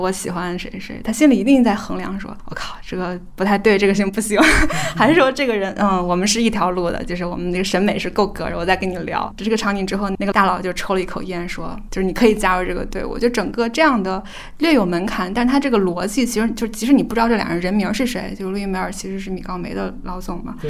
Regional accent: China; 我们作为中国人

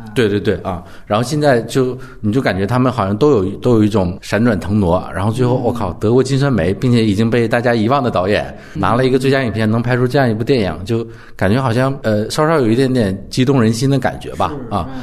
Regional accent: Northeast China, China; 我是东北人

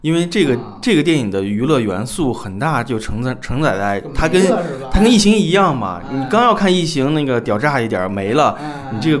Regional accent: China; 我一年好累啊，我他妈特别的作为一个中国人好他妈苦难啊！

